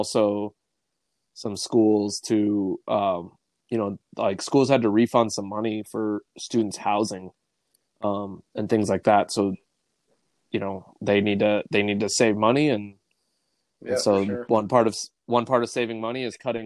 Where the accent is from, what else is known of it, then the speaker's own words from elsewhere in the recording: Bismarck, North Dakota, United States; now in Wayne, United States; growing up in Bismarck.